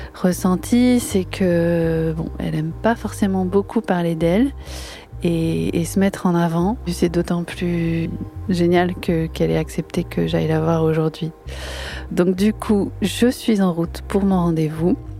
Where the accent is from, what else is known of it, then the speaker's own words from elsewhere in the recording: Boulogne-sur-Mer, Hauts-de-France, France; je suis née je suis née à Saint-Martin enfin je suis de mmh. Boulogne